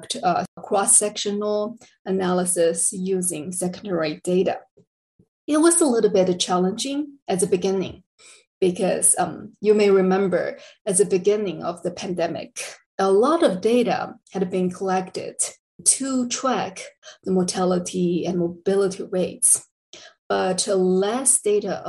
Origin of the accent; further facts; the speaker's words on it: China; moved away as an adult; also born or lived in Texas, United States; now in El Paso, United States; I'm originally from China. I came to the US in 2007.